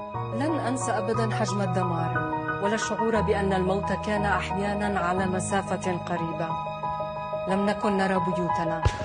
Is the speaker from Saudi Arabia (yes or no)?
no; Jerusalem, Palestine; انا بنت القدس